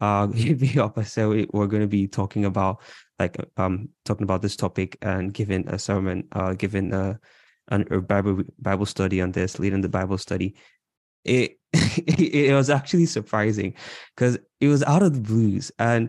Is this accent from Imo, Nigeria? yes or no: yes; Imo, Nigeria; now in Toronto, Canada; I'm Igbo from Imo State.